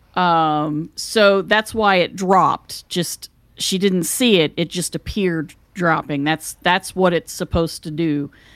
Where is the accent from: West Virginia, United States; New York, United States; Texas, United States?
West Virginia, United States; moved away; I came from West Virginia where everybody does things the old fashioned way.